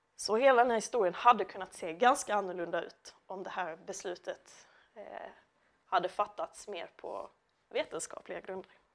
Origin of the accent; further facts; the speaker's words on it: Lund, Skåne, Sweden; now in Malmö, Sweden; jag är uppvuxen i Lund, bor numera i Malmö